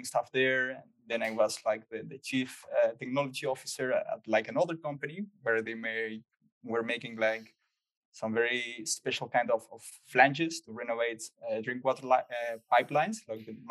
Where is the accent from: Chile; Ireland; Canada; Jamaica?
Chile; moved away as an adult; also born or lived in Netherlands; I grew up in Chile. I spent there like 23 years.